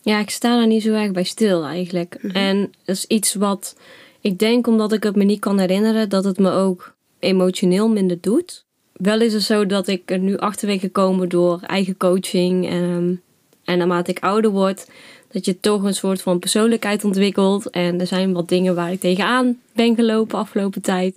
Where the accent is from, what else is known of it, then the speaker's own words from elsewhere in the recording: Nuland, North Brabant, Netherlands; also born or lived in China; now in Zutphen, Netherlands; ik ben opgegroeid in Nuland, een dorpje in Brabant dichtbij Den Bosch